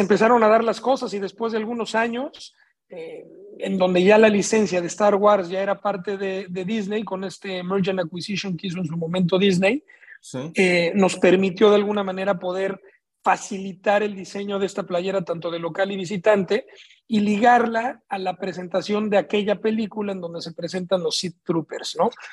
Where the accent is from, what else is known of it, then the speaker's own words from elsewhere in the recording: Mexico City, Mexico; now in Tijuana, Mexico; Yo vengo de la Ciudad de México